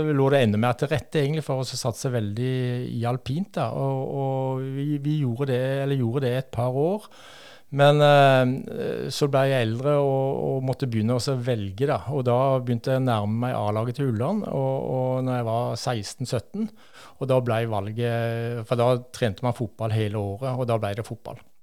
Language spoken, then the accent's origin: Norwegian; Asker, Akershus, Norway; also born or lived in Bryne, Rogaland; så ble jeg født på Bryne. og Vokste opp på Fjogstadfeltet på Hana